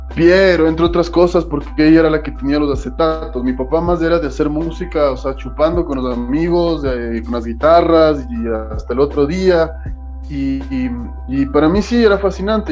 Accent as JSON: {"language": "Spanish", "town": "Quito", "region": "Pichincha", "country": "Ecuador", "said": "soy de Quito, soy de donde sea, de Ecuador, o sea, soy ecuatoriano, no me creo mejor que nadie, simplemente soy orgulloso y agradecido de haber nacido donde nací"}